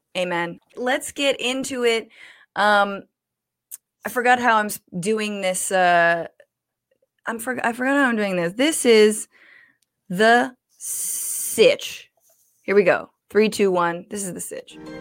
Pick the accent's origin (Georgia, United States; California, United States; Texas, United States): California, United States; I'm from California